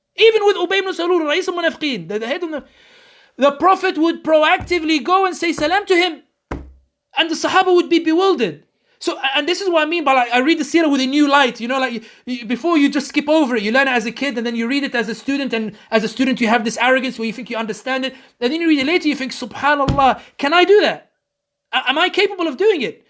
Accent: London, United Kingdom; a Muslim born and raised in London, born and raised i, i, in the West

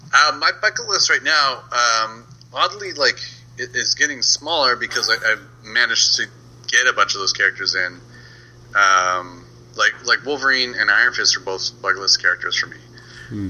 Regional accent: Canada; I'm Canadian

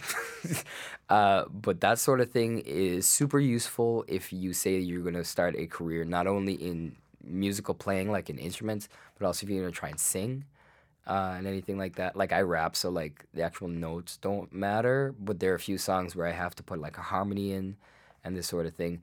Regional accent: Guyana; moved away as an adult; now in Canada; originally I was born in Guyana, I spent my first twenty years there.

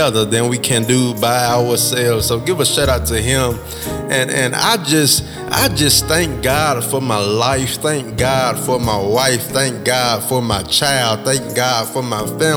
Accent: Mississippi, United States; Mississippi, my home state

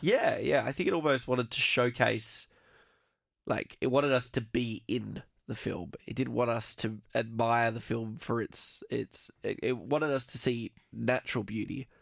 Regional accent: Australia; we're both Australian

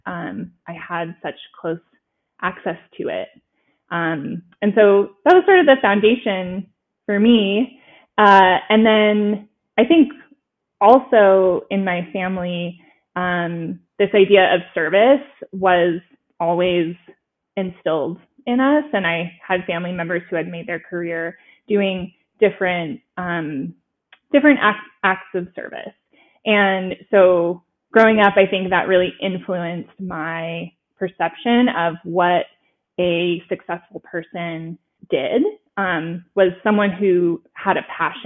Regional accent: San Francisco Bay Area, California, United States; I grew up in the Bay Area in California.

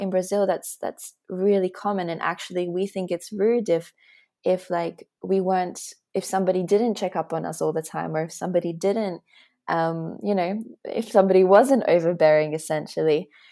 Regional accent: Australia; moved away as an adult; also born or lived in Latvia; now in Berlin, Germany; I'm Latvian, Australian, and I live in Berlin

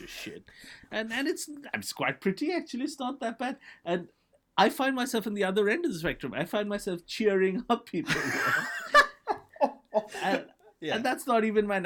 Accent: India; So I grew up in India in the 1980s, where for whatever reason, it was a handful of British bands that kind of ruled our psyche.

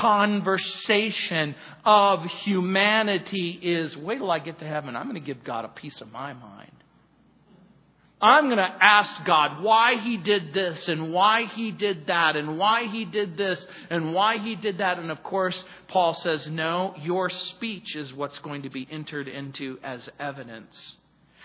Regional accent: United States; When I was growing up in the Mojave Desert

